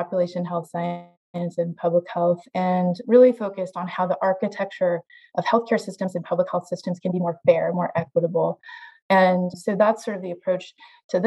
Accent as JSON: {"language": "English", "region": "Iowa", "country": "United States", "tie": "born or raised there", "said": "I grew up in Iowa"}